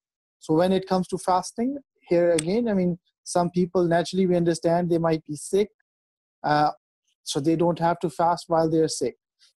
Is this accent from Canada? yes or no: yes; Canada; moved away; I grew up in Canada